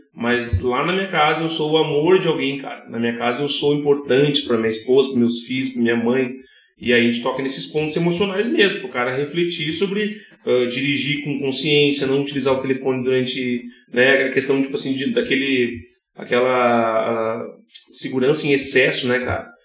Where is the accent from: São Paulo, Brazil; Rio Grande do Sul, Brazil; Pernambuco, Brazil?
Rio Grande do Sul, Brazil; Novo Hamburgo; also born or lived in São CP (unclear, birthplace); eu sou de Novo Hamburgo